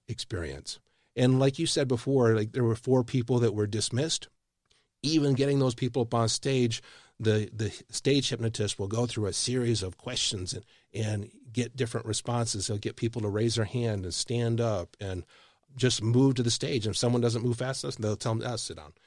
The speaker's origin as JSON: {"language": "English", "region": "Michigan", "country": "United States", "tie": "born or raised there", "moved": "yes", "lives_now": "Texas, United States", "said": "I live in Texas. I'm not a Texan. I grew up in Michigan."}